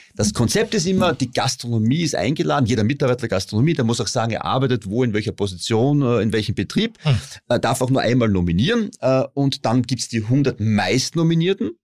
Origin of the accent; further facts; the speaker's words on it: Styria, Austria; ich komme aus der Steiermark